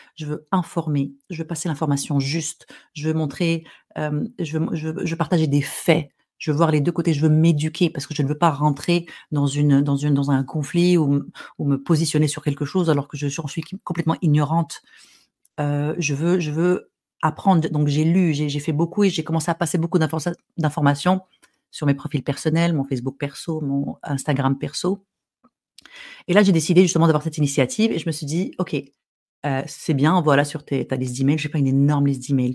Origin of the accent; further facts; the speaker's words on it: Morocco; je suis arabe, je suis marocaine, j'ai grandi au Maroc